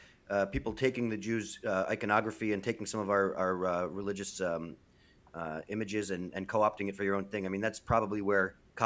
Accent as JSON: {"language": "English", "region": "New York", "country": "United States", "said": "as a New Yorker"}